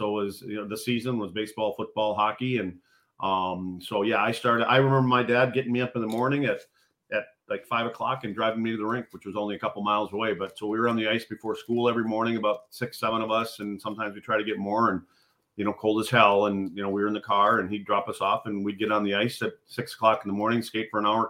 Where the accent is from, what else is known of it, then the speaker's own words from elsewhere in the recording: Eagle River, Wisconsin, United States; So on my hockey card, it says Rhinelander because there was no hospital in my hometown kids are born in.